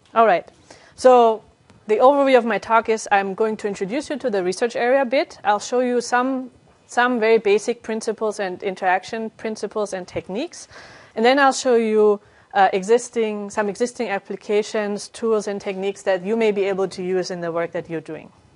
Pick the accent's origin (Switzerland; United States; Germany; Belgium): Germany; moved away as an adult; also born or lived in Calgary, Canada / Netherlands; now in France; I'm originally from Germany, and I got my degree there